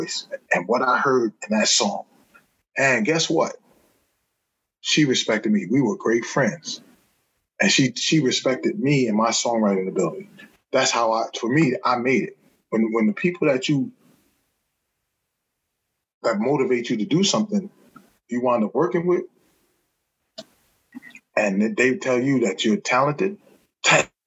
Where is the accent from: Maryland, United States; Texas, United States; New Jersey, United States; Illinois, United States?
New Jersey, United States; Newark; I'm from Newark, New Jersey